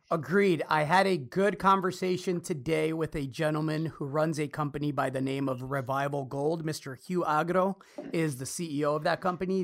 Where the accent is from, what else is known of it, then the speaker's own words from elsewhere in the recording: Austin, Texas, United States; here in my hometown